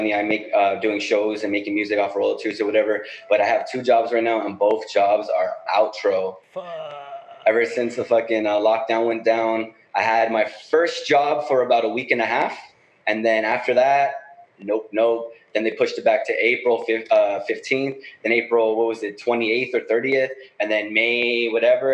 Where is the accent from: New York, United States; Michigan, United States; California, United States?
California, United States; Los Angeles; I'm from the Northeast. That's Northeast LA.